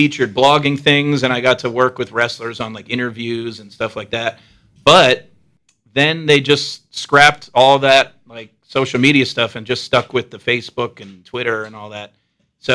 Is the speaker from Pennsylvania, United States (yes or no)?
yes; Allentown, Pennsylvania, United States; moved away as an adult; also born or lived in Los Angeles / Stamford, Connecticut; now in New York, United States; I'm from Allentown, PA, too, which is not a long drive. Okay. But, yeah, I'm from Allentown. I went to DeSales also, which isn't too far.